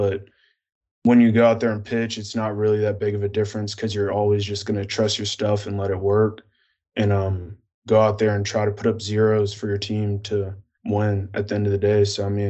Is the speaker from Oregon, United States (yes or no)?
no; New Jersey, United States; also born or lived in Pennsylvania / Atlanta; I'm from New Jersey. I was born in Pennsylvania, and then we moved down to Atlanta.